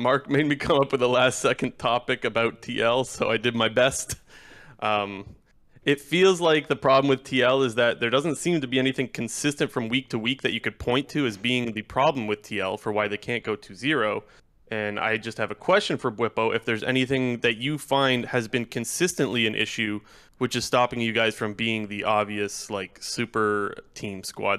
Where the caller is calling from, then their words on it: Ontario, Canada; Calling from Ontario.